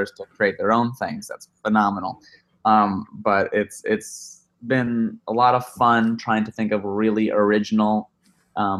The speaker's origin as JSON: {"language": "English", "town": "Chicago", "region": "Illinois", "country": "United States", "moved": "yes", "lives_now": "Los Angeles, United States", "said": "I'm from Chicago land area, and I went to school in Chicago"}